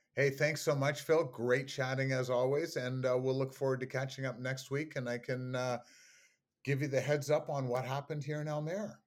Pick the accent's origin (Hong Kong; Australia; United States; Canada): Canada; me being Canadian